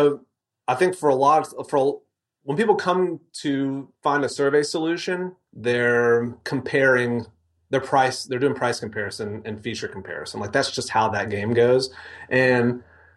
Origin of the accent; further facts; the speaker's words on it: Mississippi, United States; moved away as an adult; also born or lived in Denver; I grew up in Mississippi